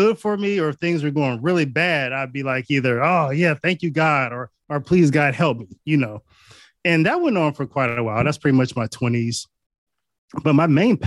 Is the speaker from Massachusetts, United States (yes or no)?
no; Northeast Ohio, United States; I'm from Northeast Ohio.